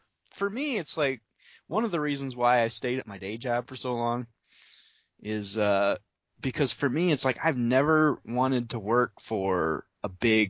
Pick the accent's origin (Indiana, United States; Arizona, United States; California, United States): Indiana, United States; now in Bay City, United States; I'm from Indiana.